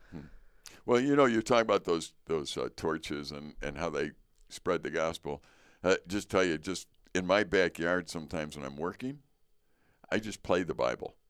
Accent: Chicago, Illinois, United States; being American, growing up in Chicago

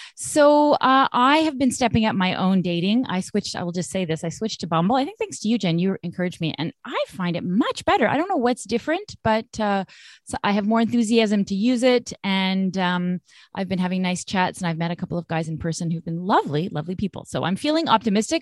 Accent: Vancouver, British Columbia, Canada; moved away as an adult; now in Montreal, Canada; I'm I'm from Vancouver originally

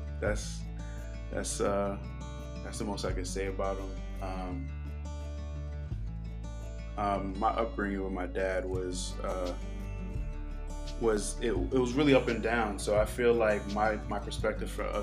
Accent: Boston, Massachusetts, United States; also born or lived in New York City; now in Georgia, United States; I was born in New York City and raised in Boston.

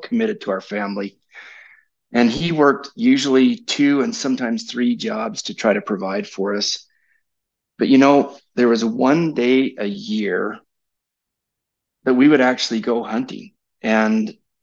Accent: United States; as an American

